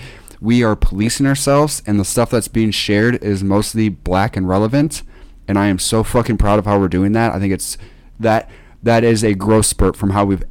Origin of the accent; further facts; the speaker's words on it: Kelly, Iowa, United States; And I lived in a small town called Kelly, which was like 150 people. And it was like